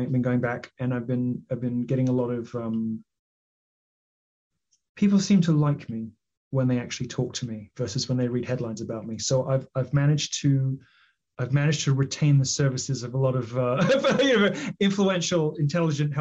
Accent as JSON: {"language": "English", "country": "United Kingdom", "said": "I'm British"}